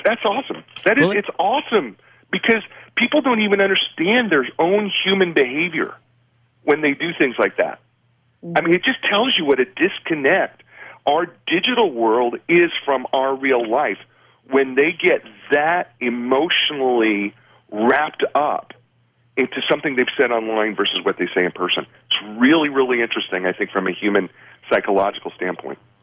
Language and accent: English; Union City, New Jersey, United States; in Bergen County in Union, in Union City Hospital, and my family still lives in Edison, Woodbridge